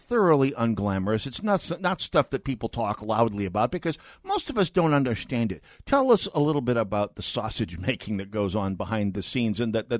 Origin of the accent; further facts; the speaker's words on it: Saint Paul, Minnesota, United States; I'm from St. Paul.